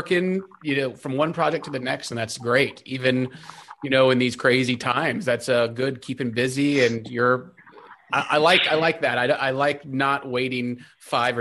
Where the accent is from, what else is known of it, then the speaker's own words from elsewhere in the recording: Texas, United States; we're from Texas